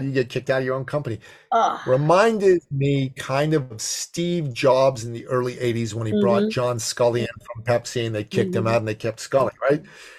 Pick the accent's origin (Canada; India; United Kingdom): Canada; Toronto, Ontario; I'm from Toronto, 5 hour drive.